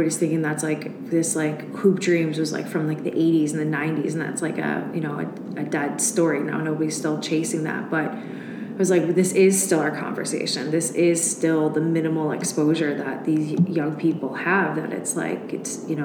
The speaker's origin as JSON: {"language": "English", "area": "Chicago southwest suburbs", "region": "Illinois", "country": "United States", "tie": "born or raised there", "also_born_or_lived": "Oxford, Ohio", "moved": "as an adult", "said": "I'm from Chicago, suburbs, southwest suburbs, which was like rural when I was young until like junior high, and then it became more of like a suburb"}